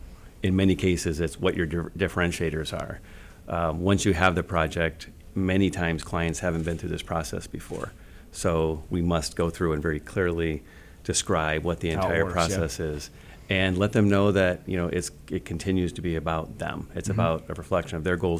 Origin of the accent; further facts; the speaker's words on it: Fairfax, United States; I grew up in Fairfax, and my father worked at the bank there for well over a decade